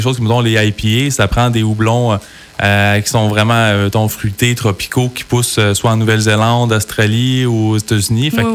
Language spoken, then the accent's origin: French; Sherbrooke, Quebec, Canada; moved away as an adult; now in Coaticook, Canada; on est de Sherbrooke, moi, mon frère